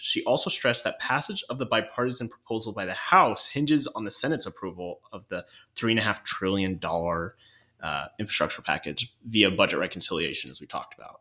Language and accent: English; North Idaho, United States; I'm from North Idaho